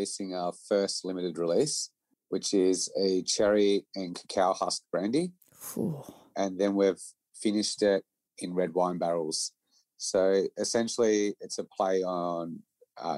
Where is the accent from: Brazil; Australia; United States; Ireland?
Australia; Mornington, Victoria; growing up in Mornington and on the peninsula